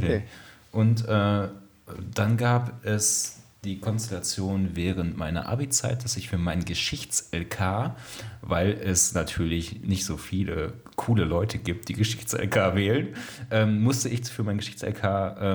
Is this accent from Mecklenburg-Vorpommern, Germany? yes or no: no; Soest, North Rhine-Westphalia, Germany; Soest äh, aufgewachsen und ähm, bin da während meiner Schulzeit auch mehrmals umgezogen, allerdings immer inner, innerhalb der Kernstadt.